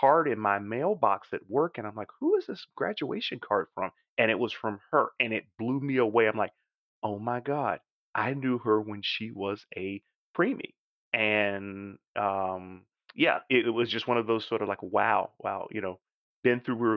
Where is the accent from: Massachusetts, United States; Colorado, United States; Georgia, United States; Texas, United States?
Georgia, United States; Augusta; moved away; my hometown is where they give out these funny little green jackets every second or third Sunday in April